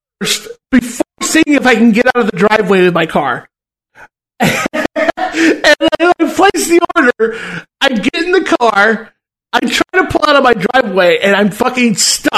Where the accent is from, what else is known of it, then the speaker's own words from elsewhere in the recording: Southern California, United States; moved away; I'm from fucking SoCal.